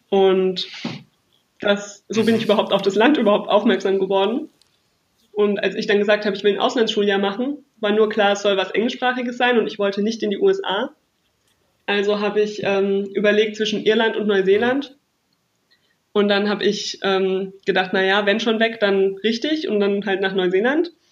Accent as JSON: {"language": "German", "town": "Aschaffenburg", "region": "Bavaria", "country": "Germany", "moved": "yes", "lives_now": "Hesse, Germany", "said": "Ich komme aus Aschaffenburg und das ist Bayern, wohlgemerkt."}